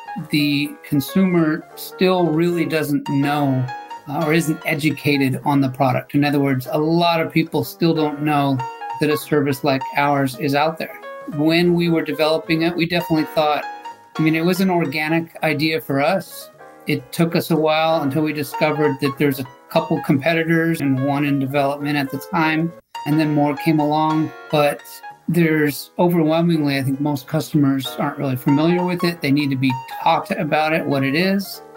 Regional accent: Southern California, United States; also born or lived in Iowa; I'm, you know, essentially a Southern California kid and have been raised in the Southern California area, a few different towns

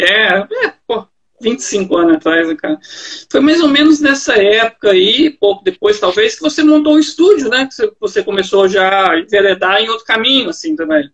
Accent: Minas Gerais, Brazil; also born or lived in Goiânia, Goiás; now in Joinville, Brazil; eu sou originalmente de Minas

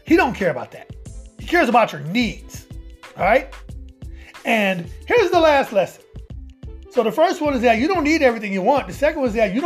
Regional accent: Omaha, Nebraska, United States; now in Atlanta, United States; my hometown of Omaha. Shout out to Omaha, Nebraska

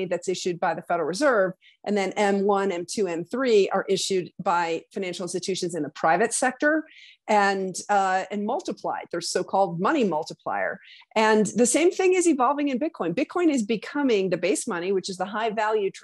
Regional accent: Wyoming, United States; my home state of Wyoming

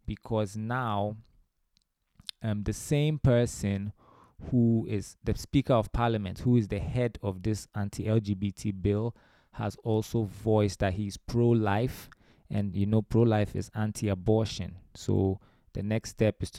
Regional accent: Ghana; also born or lived in Romania; I was born in Romania, but I grew up in Ghana most of my life

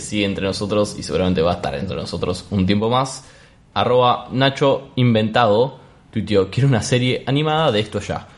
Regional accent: Rosario, Santa Fe, Argentina; aquí en Rosario, en nuestra ciudad de Argentina

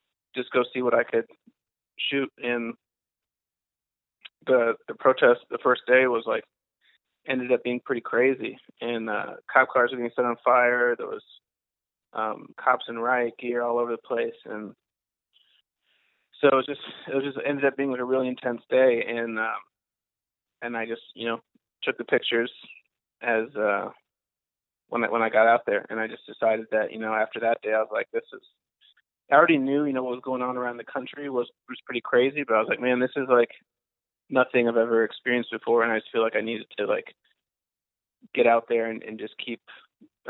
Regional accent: Madison, Wisconsin, United States; moved away as an adult; also born or lived in Seattle, Washington; now in Philadelphia, United States; I'm originally from Madison, Wisconsin

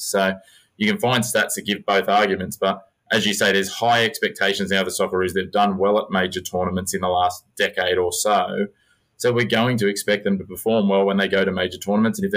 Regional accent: England, United Kingdom; I'm English

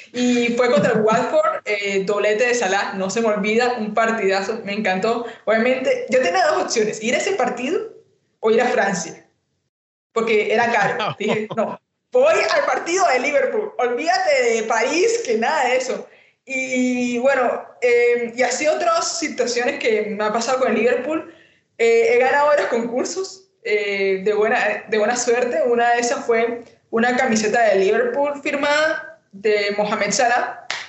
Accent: Colombia; de Colombia

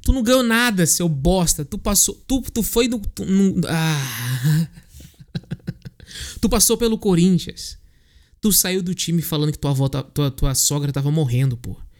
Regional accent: Northeast Region, Brazil; Eu sou nordestino.

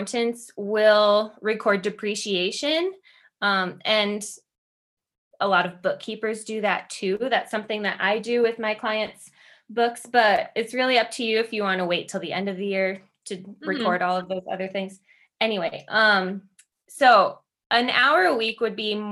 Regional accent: Midwest, United States; I'm from the Midwest

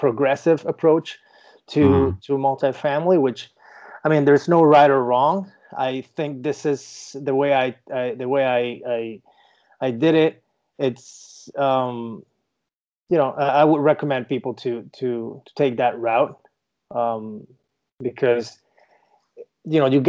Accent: Venezuela; English is a second language; moved away as an adult; now in Miami, United States; I'm from Venezuela originally. Moved to the United States in 2010.

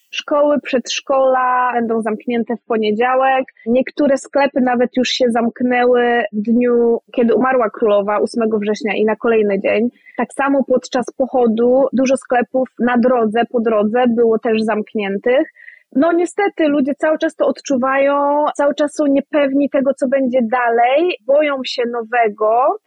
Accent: Kwidzyn, Pomeranian Voivodeship, Poland; moved away as an adult; now in Edinburgh, United Kingdom; ja jestem z Kwidzyna, więc blisko do morza, blisko na Mazury

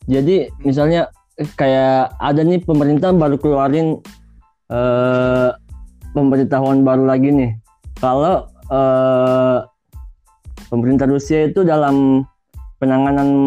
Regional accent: Makassar, South Sulawesi, Indonesia; now in Kazan, Russia; Saya dari Makassar. Saya kuliah di Kazan Federal University, tepatnya di kota Kazan

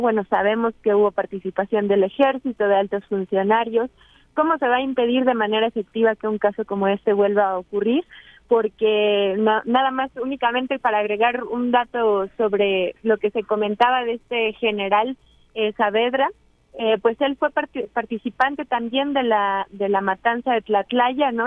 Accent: Mexico; como pueblo mexicano

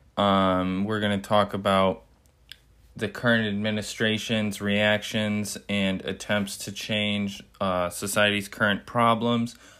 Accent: United States; we as Americans

